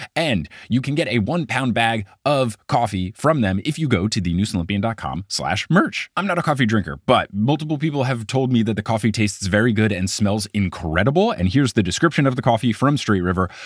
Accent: New Jersey, United States; as much as I love my home state, The Jersey Turnpike is terrible

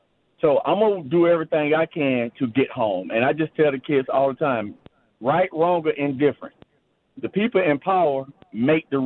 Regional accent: Georgia, United States; also born or lived in Winnipeg, Canada; my home state of Georgia, in my hometown

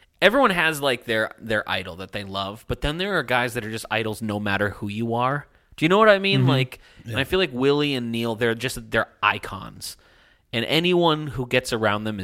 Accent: Canada; I'm Canadian

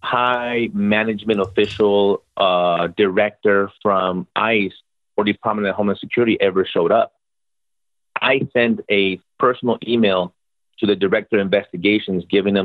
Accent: Mexico; now in United States; They couldn't get enrolled in school because we came from Mexico and they needed special vaccinations

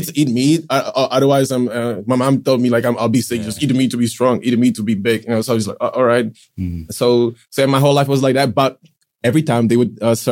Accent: Prague, Czechia; also born or lived in Pilsen; Like I'm living in Prague since I was four. Like growing up in Prague

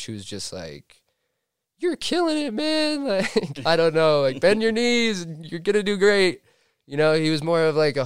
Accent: Steamboat Springs, Colorado, United States; I grew up in Steamboat Springs, Colorado

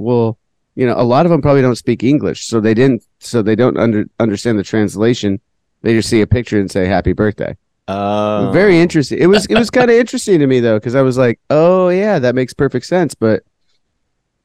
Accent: Huntington Beach, California, United States; I'm from Huntington Beach

